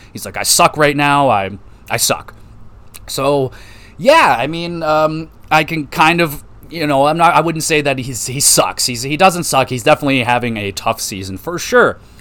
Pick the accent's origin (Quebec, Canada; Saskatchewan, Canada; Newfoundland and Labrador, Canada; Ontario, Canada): Ontario, Canada; Oshawa; I grew up in Oshawa